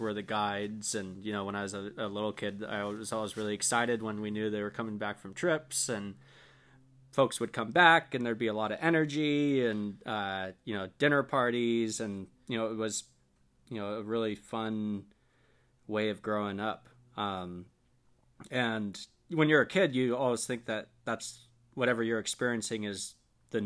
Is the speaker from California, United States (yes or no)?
yes; Point Reyes, California, United States; also born or lived in Idaho; I grew up in a small town called Point Reyes, California